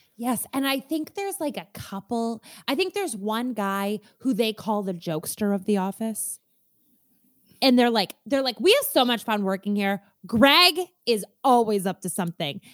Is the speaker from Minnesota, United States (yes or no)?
yes; Minnesota, United States; I'm a Minnesotan